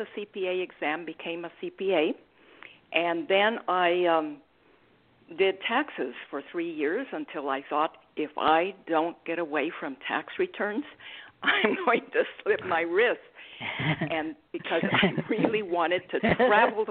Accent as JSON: {"language": "English", "country": "Mexico", "also_born_or_lived": "Australia", "moved": "as an adult", "lives_now": "United States", "said": "I'm originally from Mexico"}